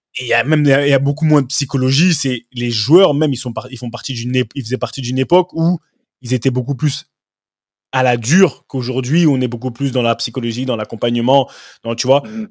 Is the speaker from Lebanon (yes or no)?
no; France; moved away as an adult; now in England; qui viens de la France